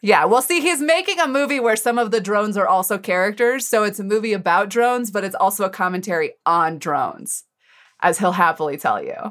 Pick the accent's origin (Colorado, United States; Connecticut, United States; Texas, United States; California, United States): Colorado, United States; I grew up in Colorado